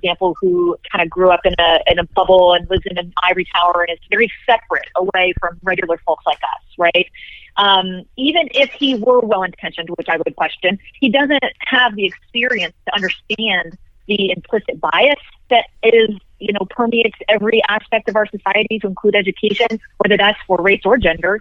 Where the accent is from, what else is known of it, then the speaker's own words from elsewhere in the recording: Texas, United States; I was raised here in Texas and went to public schools.